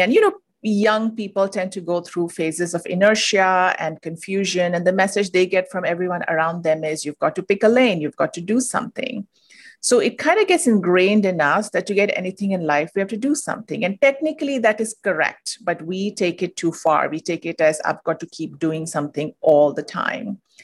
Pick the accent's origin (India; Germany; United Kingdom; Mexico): India; moved away as an adult; now in United States; I'm originally from India. I moved to the U S